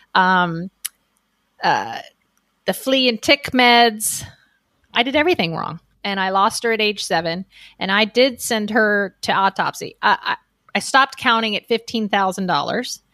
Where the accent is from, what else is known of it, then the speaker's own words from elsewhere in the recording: Miami, Florida, United States; I grew up in Miami, Florida, on about an acre of land on a canal